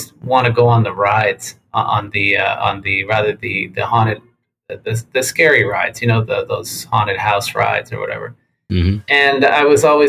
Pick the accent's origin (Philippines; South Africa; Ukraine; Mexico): Mexico; Tijuana, Baja California; moved away; also born or lived in San Diego, United States; I grew up in Playas de Tijuana, Mexico, which is Baja California.